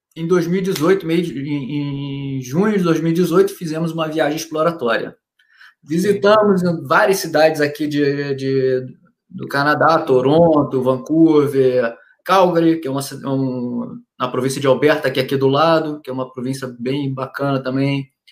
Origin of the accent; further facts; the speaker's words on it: Niterói, Rio de Janeiro, Brazil; moved away as an adult; Porque eu sou do Rio, então, morei minha vida inteira no, em Niterói, no Rio, no Rio, na cidade do lado do Rio de Janeiro